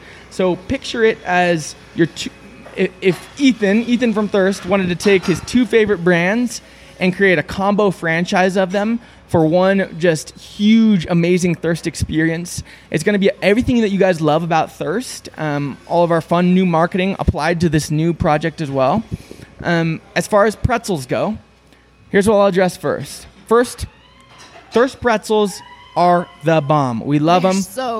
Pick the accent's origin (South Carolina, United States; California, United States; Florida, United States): California, United States; Southern; I grew up in Southern California.